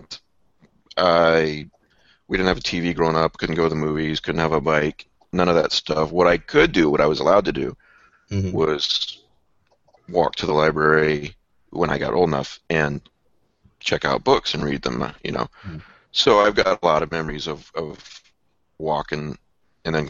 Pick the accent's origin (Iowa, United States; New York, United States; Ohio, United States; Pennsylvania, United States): Iowa, United States; also born or lived in Fort Worth, Texas; now in Texas, United States